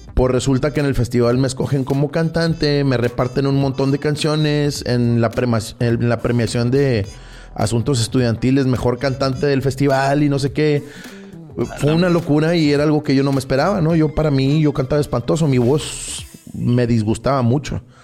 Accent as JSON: {"language": "Spanish", "town": "Tampico", "region": "Tamaulipas", "country": "Mexico", "tie": "born or raised there", "moved": "as an adult", "lives_now": "Monterrey, Mexico", "said": "yo soy originario de la ciudad de Tampico, Tamaulipas. Nací por allá del 79"}